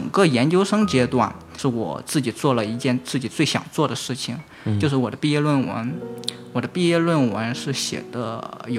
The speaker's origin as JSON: {"language": "Chinese", "region": "Shandong", "country": "China", "moved": "yes", "lives_now": "Sichuan, China", "said": "我现在在四川，但是我之前我是山东人，"}